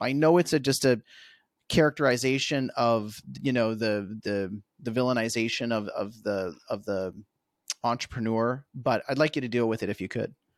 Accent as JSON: {"language": "English", "country": "Canada", "said": "as a Canadian"}